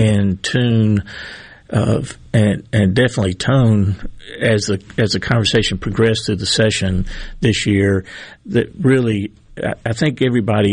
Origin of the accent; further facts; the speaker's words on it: Greenville, Mississippi, United States; I grew up in Greenville, and I was the youngest child of low-income Delta workers